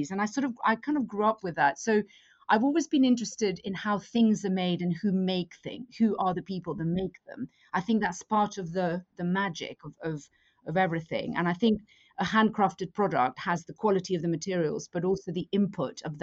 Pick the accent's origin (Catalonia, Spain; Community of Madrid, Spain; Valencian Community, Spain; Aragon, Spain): Community of Madrid, Spain; Madrid; moved away; I grew up in Madrid, and my mother had an antique business